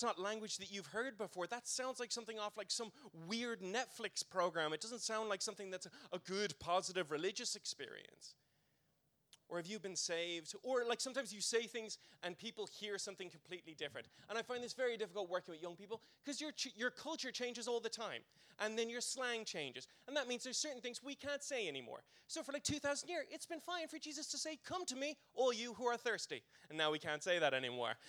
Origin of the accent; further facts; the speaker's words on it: Ireland; growing up in church world in the Republic